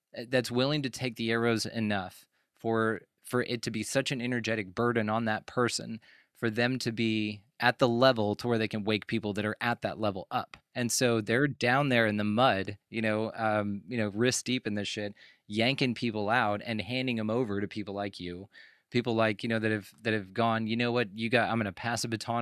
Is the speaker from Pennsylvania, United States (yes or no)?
no; Texas, United States; growing up in Texas